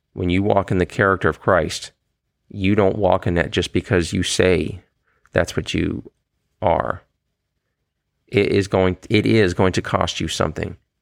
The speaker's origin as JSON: {"language": "English", "country": "United States", "said": "as an American"}